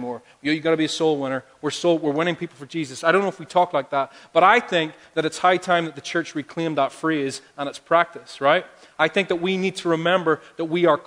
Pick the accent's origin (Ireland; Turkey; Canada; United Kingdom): Ireland; I'm from Ireland. I have a big family. Because that's what we do there